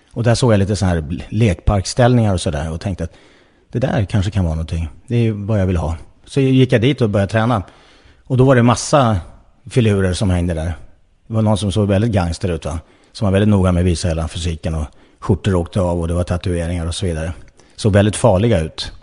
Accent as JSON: {"language": "Swedish", "town": "Nacka", "region": "Stockholm County", "country": "Sweden", "tie": "born or raised there", "said": "jag är född i Nacka utanför Stockholm"}